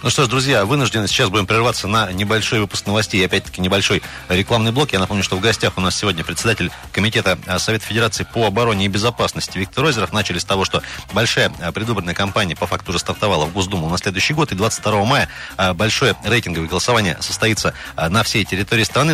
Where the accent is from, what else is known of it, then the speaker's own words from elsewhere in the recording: Krasnoyarsk Krai, Russia; мы, красноярцы